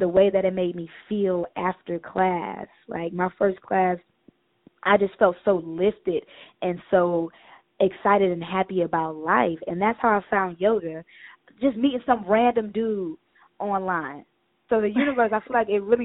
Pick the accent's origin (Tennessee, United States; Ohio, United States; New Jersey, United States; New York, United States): Ohio, United States; Cleveland; moved away as an adult; now in Atlanta, United States; I'm from Cleveland, Ohio. I'm a northern girl. I came down to Atlanta about 5-6 years ago